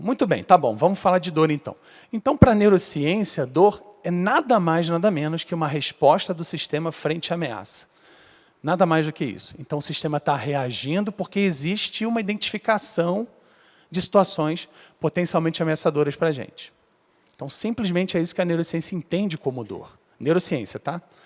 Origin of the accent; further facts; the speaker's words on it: Rio de Janeiro, Brazil; eu sou lá do Rio